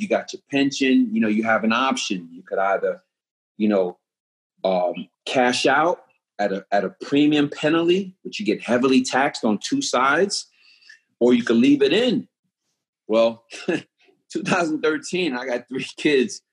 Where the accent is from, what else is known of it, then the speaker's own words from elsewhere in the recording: New York City, New York, United States; moved away; I'm from Brooklyn, New York